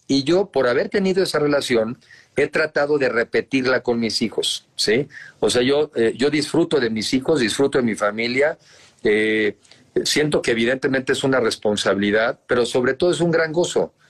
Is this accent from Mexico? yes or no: yes; Mexico; also born or lived in United States; soy ciudadano, soy mexicano arriba de 18 años